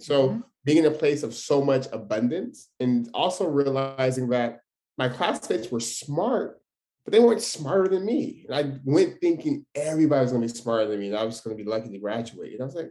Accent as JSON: {"language": "English", "town": "Stockton", "region": "California", "country": "United States", "tie": "born or raised there", "said": "born and raised in Stockton"}